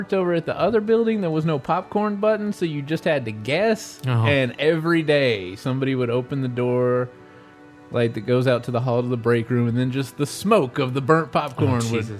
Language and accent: English; Arkansas, United States; But I'm from Arkansas.